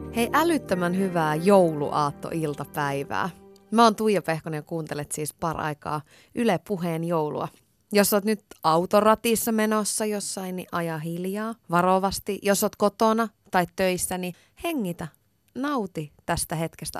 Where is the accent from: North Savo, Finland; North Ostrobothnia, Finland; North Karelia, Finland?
North Savo, Finland; Iisalmi; moved away; Iisalmen ajoilta. Mä oon sieltä kotoisin